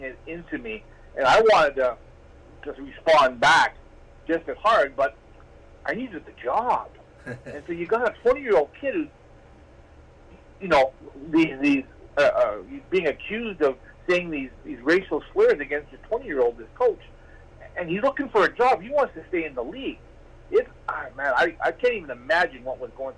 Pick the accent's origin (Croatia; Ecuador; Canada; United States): Canada; Hope, British Columbia; also born or lived in Ontario; now in Medicine Hat, Canada; I was born and raised in Hope, British Columbia.